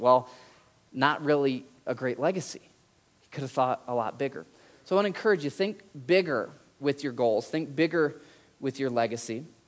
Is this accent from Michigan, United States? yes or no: yes; Michigan, United States; I grew up in Michigan